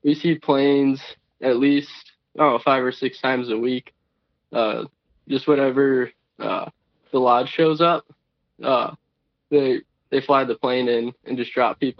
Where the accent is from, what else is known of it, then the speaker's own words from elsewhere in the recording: Milwaukee, Wisconsin, United States; now in Eau Claire, United States; I'm from Milwaukee